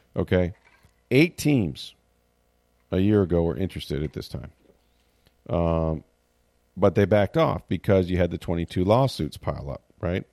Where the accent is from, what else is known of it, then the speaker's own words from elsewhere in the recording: St. Petersburg, Florida, United States; it's in the beautiful old Saint Petersburg, my hometown